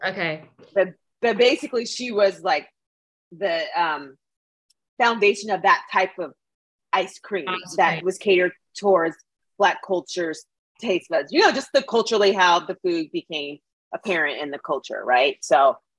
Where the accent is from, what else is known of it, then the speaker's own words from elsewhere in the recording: Edmonton, Alberta, Canada; where I grew up in Edmonton